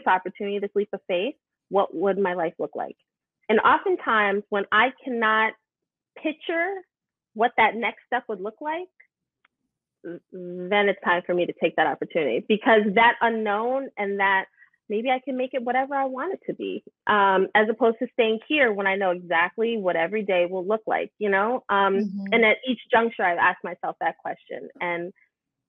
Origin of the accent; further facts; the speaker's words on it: New York City, New York, United States; I'm from Brooklyn